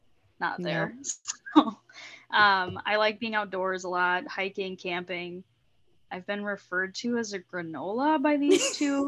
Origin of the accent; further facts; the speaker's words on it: Rochester, Minnesota, United States; Well, I grew up in Rochester, Minnesota, and then moved to a suburb outside the cities. I moved to the cities when I went to school, and once I graduated, moved out to suburbia